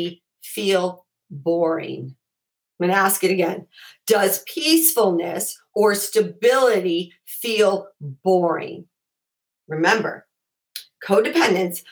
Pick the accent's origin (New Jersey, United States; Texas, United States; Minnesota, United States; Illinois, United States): Illinois, United States; Chicago; I grew up in Chicago and we have basements in Chicago